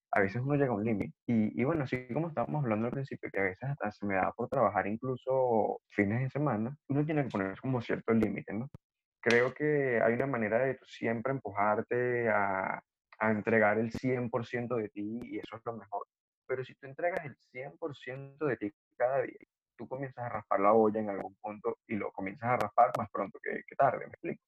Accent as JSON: {"language": "Spanish", "town": "Los Teques", "region": "Miranda", "country": "Venezuela", "said": "yo soy de Los Teques."}